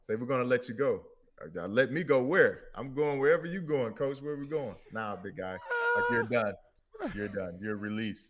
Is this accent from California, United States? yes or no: no; Detroit, Michigan, United States; I am from Detroit.